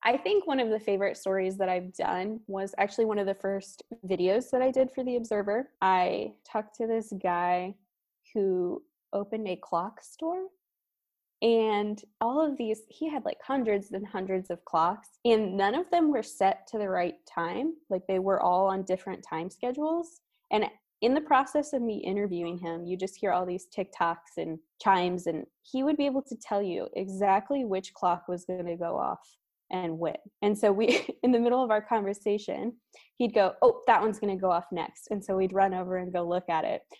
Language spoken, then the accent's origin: English; Missouri, United States; now in Florida, United States; I'm from Missouri myself, so we had quite a few snow days, and those were some of the best days growing up